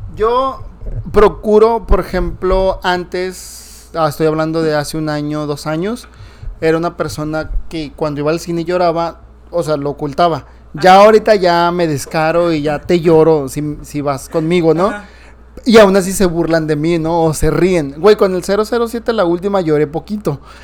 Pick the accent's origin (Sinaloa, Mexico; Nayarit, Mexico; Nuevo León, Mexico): Nayarit, Mexico; Vallarta, cerca de Nayarit, de donde soy ahí, oriundo